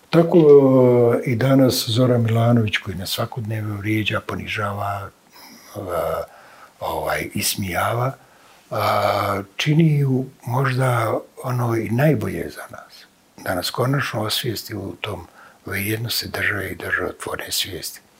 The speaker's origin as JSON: {"language": "Croatian", "town": "Bihać", "region": "Federation of Bosnia and Herzegovina", "country": "Bosnia & Herzegovina", "tie": "born or raised there", "said": "ja kao neko koji je tako rođen sam u Bihaću, neko koji je dakle prijeklom krajišnjih"}